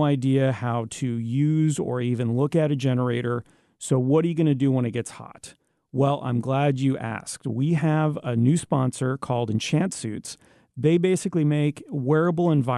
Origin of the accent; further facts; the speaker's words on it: Canada; now in United States; I'm Canadian